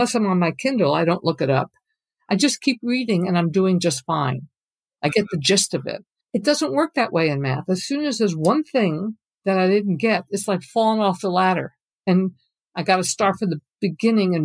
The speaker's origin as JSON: {"language": "English", "region": "New York", "country": "United States", "tie": "born or raised there", "moved": "yes", "lives_now": "Sausalito, United States", "said": "I grew up in New York State"}